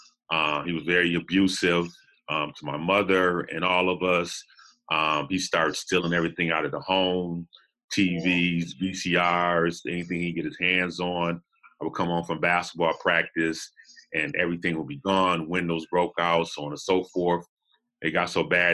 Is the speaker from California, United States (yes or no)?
yes; Los Angeles, California, United States; also born or lived in Buffalo, New York; I'm originally from Los Angeles, South Central LA. I was born back in 69.